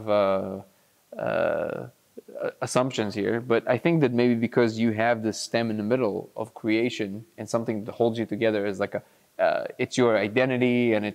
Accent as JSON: {"language": "English", "town": "Lod", "region": "Central District", "country": "Israel", "tie": "born or raised there", "said": "grew up in Lod in Israel, which is like, you know, the drug capital of Israel"}